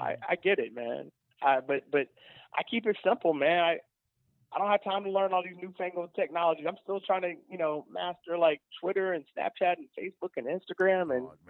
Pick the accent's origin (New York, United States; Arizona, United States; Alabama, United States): Alabama, United States; I'm super polite because I'm from Alabama.